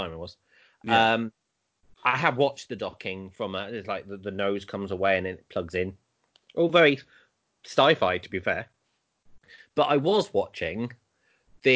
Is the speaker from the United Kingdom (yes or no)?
yes; United Kingdom; obviously we're British